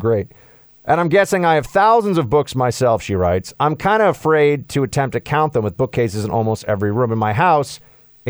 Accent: New York, United States; I'm from New York

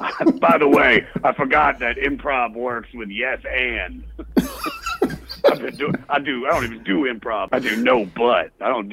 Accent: Maryland, United States; Well, I'm really from Maryland, but, you know, we all round up. We always go, where are you from? I'm from D.C. What part? Well, really, Montgomery County.

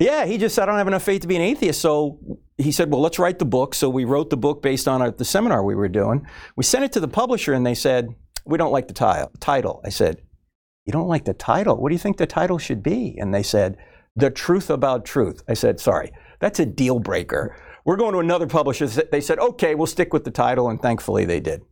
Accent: New Jersey, United States; I was brought up in New Jersey, so I was Catholic

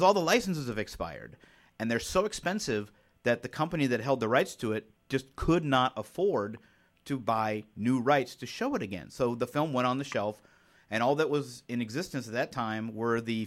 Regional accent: Springfield, Ohio, United States; in Ohio, I, you know, growing up in Springfield

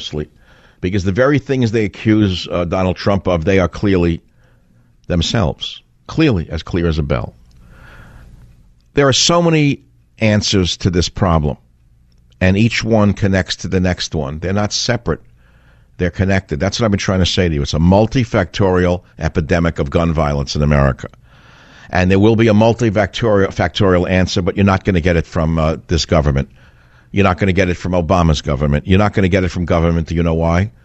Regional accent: New York, United States; now in California, United States; I'm a New Yorker

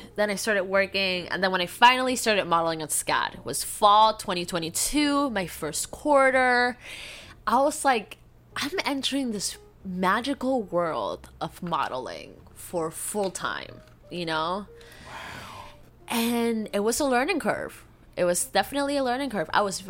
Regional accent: Florida, United States; From the moment, because I come from Florida, right? Florida's an angry place.

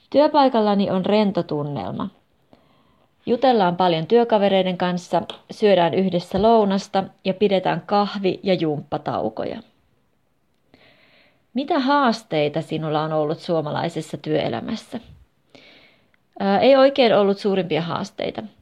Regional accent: Hungary; Finnish is a second language; moved away as an adult; now in Finland; ja olen kotoisin Unkarista. Olin 19-vuotias, kun tulin Suomeen vuodeksi, mutta en sitten koskaan lähtenytkään, vaan hain yliopistoon Suomessa.

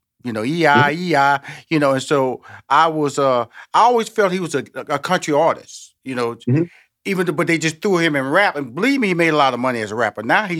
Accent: Houston, Texas, United States; I'm from Houston, Texas, so I'm always a Texas, you know, Oklahoma, Tennessee, Georgia type country and western person.

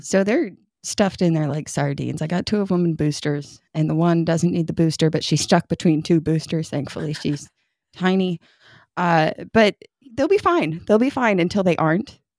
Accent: upstate New York, United States; now in Kentucky, United States; kid growing up in New York, you wore your snow pants to school

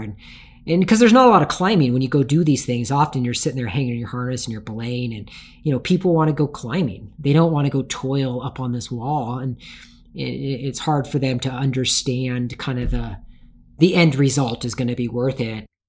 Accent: Tacoma, Washington, United States; I grew up in Tacoma, Washington

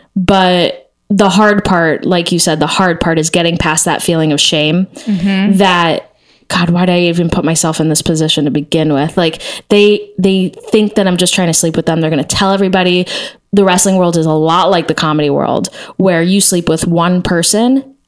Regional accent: Texas, United States; I like was part of this thing called Noise House when I was growing up in Texas, is just a conglomerate of freaks.

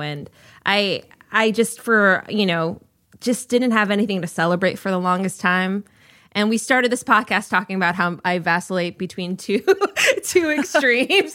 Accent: Minnesota, United States; I'm from Minnesota

